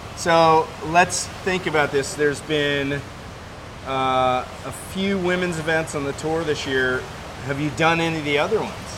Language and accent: English; East Coast of the U.S., United States; now in Southern California, United States; where I grew up on the East Coast of the U.S.